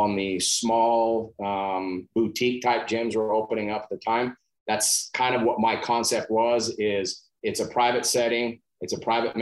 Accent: New Mexico, United States; moved away as an adult; also born or lived in Alaska / Colorado; moved back to my home state of New Mexico

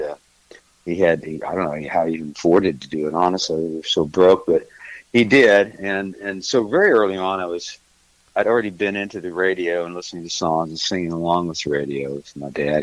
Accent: Missouri, United States; moved away as an adult; also born or lived in California / Texas; now in Nashville, United States; originally I'm from Missouri

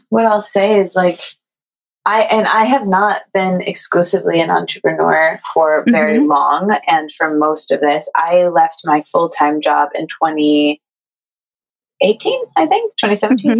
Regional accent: Midwest, United States; I'm from the Midwest

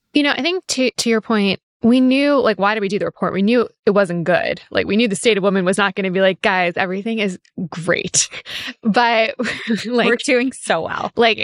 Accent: New York City, New York, United States; I grew up in New York City

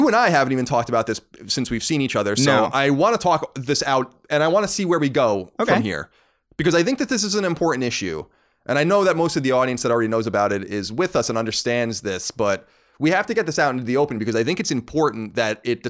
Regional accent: New York, United States; accent: New York; Because I've lost my New York accent. It only comes out when I'm angry or upset

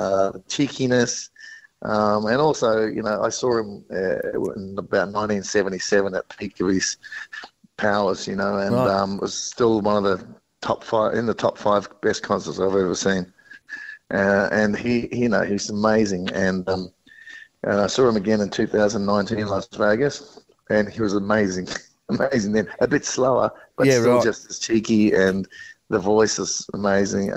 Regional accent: New Zealand; now in Australia; I've been living in Australia for 42 years, so you know New Zealand's still it's my home. I'm a New Zealander

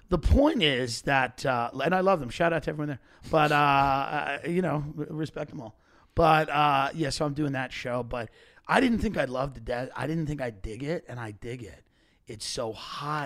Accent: Long Island, New York, United States; I grew up on Long Island

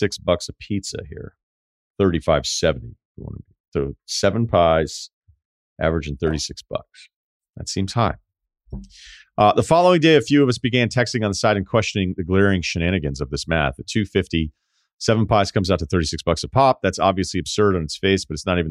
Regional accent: Martha's Vineyard, Massachusetts, United States; moved away; Growing up on Martha's Vineyard

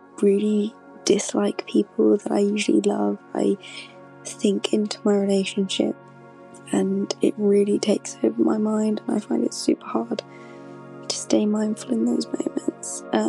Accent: London, United Kingdom; from London.

